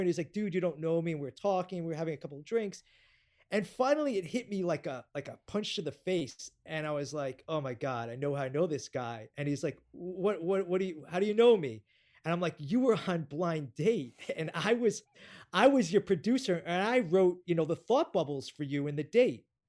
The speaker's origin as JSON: {"language": "English", "region": "New York", "country": "United States", "said": "I'm a New Yorker"}